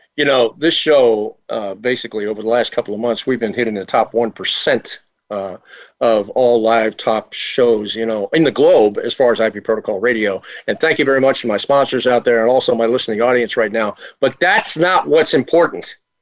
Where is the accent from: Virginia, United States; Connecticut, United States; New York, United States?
Virginia, United States; also born or lived in Washington, D.C.; I was born and raised in Virginia, actually Washington D.C., and translated to Virginia.